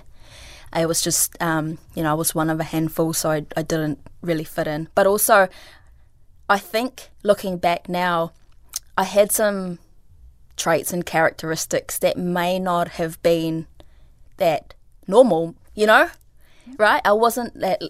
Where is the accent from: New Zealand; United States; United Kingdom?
New Zealand; English is a second language; also born or lived in Philippines; I moved to New Zealand from the Philippines when I was 8 years old